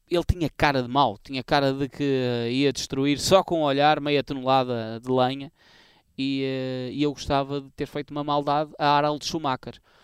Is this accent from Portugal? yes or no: yes; Portugal; a minha terra natal, para a minha turma da escola